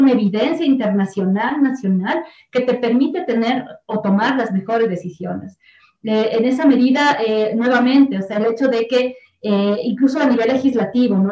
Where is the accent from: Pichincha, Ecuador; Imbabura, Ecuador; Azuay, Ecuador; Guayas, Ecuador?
Pichincha, Ecuador; Quito; Yo soy de la parroquia de Nayón, vivo en Quito, o sea, del cantón Quito, y soy de la provincia de Pichincha y además soy del, ecuatoriana